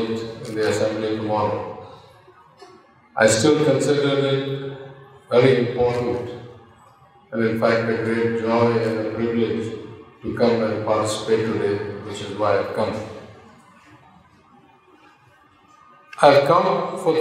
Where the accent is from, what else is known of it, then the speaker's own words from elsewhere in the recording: Madurai, Tamil Nadu, India; Madurai, the hometown for most of us